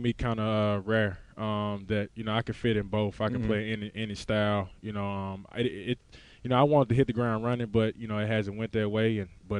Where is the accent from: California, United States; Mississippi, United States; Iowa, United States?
Mississippi, United States; accent: Mississippi; you know, when I go back, I look how far I've came. You know, the country roads, as you can tell by my accent, of Mississippi.